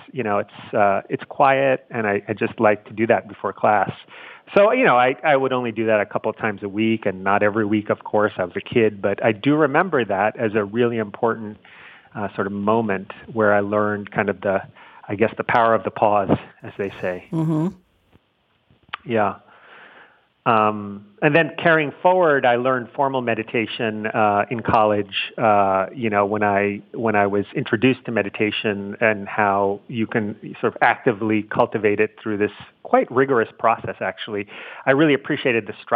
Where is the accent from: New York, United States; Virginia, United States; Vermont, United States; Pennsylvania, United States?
New York, United States; New York City; I grew up in Manhattan in New York City